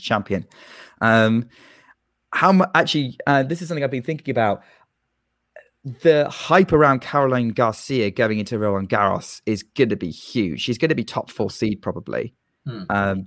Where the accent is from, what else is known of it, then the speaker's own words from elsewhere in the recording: United Kingdom; We're British